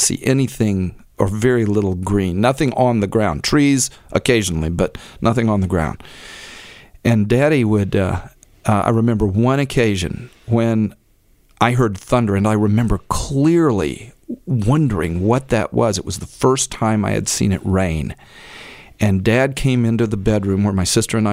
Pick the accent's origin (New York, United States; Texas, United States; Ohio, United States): Texas, United States; Oakville; Oakville is my hometown